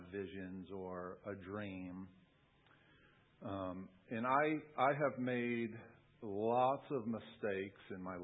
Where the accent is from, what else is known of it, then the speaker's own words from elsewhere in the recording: Long Island, New York, United States; I grew up in New York on Long Island, and we lived right on the coast